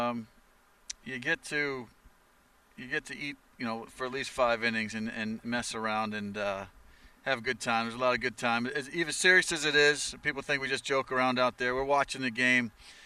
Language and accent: English; Baldwinsville, New York, United States; I'm from upstate New York, a little town, Baldwinsville, New York, Syracuse, central New York